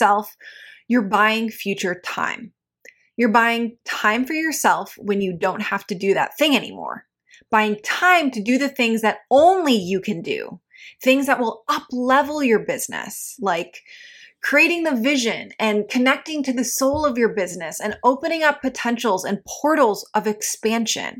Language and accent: English; Midwest, United States; growing up in the Midwest.